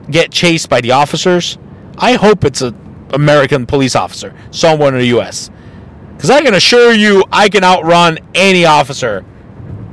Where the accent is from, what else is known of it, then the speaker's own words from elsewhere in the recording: Mexico; moved away; I'm from Mexico, knowing that I have a Mexican name, even though I look Caucasian